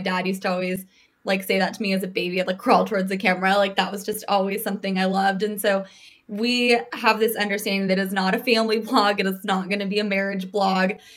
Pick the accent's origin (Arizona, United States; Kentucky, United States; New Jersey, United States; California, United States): Arizona, United States; Phoenix; now in New York, United States; I'm from Phoenix.